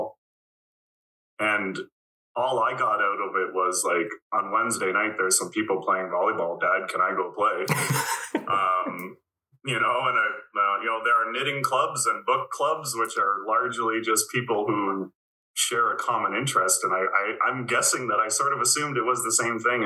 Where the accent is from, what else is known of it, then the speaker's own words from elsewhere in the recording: Breslau, Ontario, Canada; I grew up in Breslau, Ontario, which at the time was a village of 500 people or less, I think, but it's just outside of Kitchener